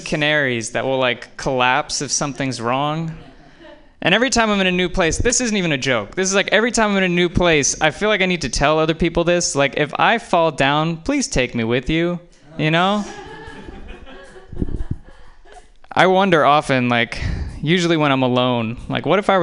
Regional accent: New Jersey, United States; moved away; I grew up in New Jersey

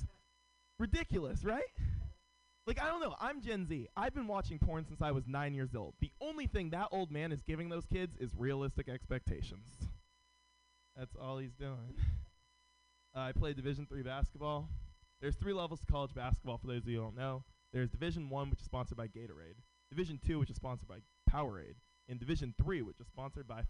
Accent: San Francisco, California, United States; Born and raised in San Francisco

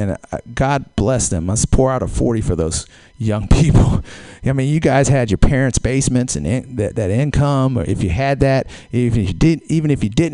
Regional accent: Georgia, United States; now in San Francisco, United States; I'm from Georgia

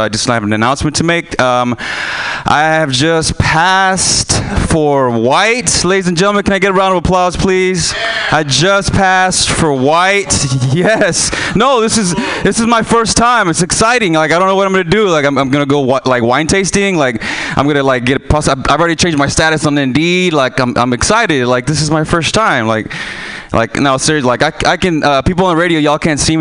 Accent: Houston, Texas, United States; moved away; I'm from Houston, Texas

